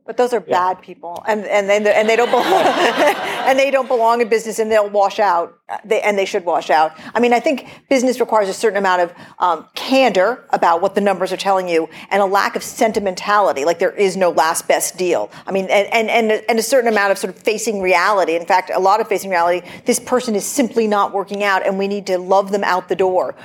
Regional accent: Portland, Oregon, United States; I'm from Portland, Oregon

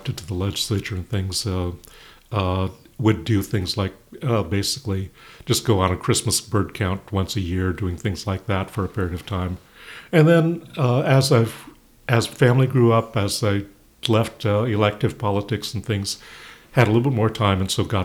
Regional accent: California, United States; moved away as an adult; also born or lived in Monterey, California / Washington State; now in Washington, United States; I was a hardcore birder back when I was a teenager and growing up in California

